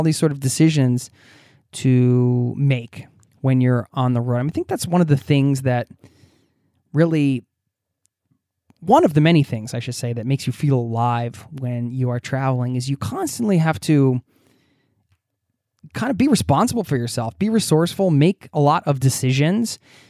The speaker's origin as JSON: {"language": "English", "country": "United States", "said": "so I hope you're doing well over in my home country"}